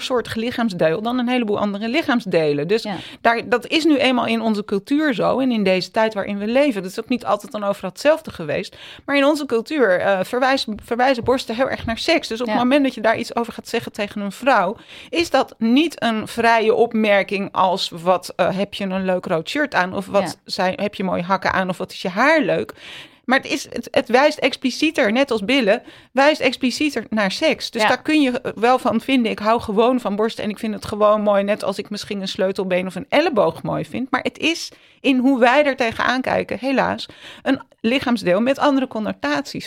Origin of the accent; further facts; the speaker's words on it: Amsterdam, North Holland, Netherlands; ik ben in Amsterdam opgegroeid